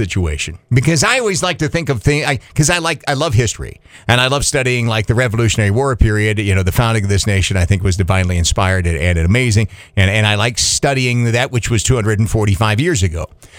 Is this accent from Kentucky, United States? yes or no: yes; Kentucky, United States; When I grew up in Kentucky, there was probably 50 or more gas stations in a town of 15,000 people.